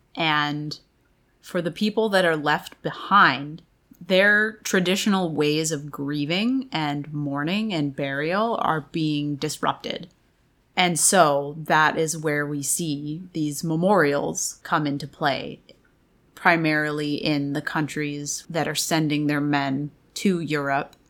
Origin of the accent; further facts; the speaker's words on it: Canada; I'm Canadian